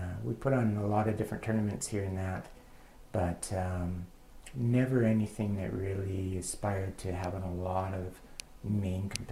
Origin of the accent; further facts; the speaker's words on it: Prince George, British Columbia, Canada; So I'm from Prince George. I was born and raised in Prince George